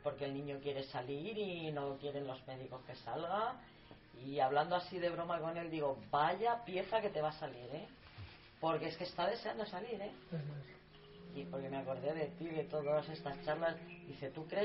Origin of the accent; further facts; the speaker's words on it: a village next to Talavera, Castilla-La Mancha, Spain; mi pueblo, que es un pueblo de al lado de Talavera, pues hay cuatro árboles frutales